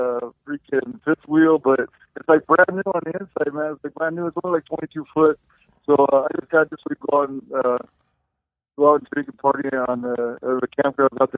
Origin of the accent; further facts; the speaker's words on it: Whittier, California, United States; now in Reno, United States; My second time because we're from Whittier. We've only been out here for a little while.